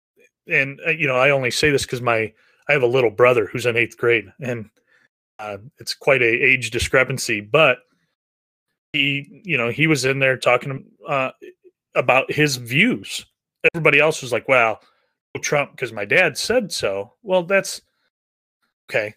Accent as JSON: {"language": "English", "region": "Northeast Indiana", "country": "United States", "tie": "born or raised there", "said": "I grew up in Northeast Indiana"}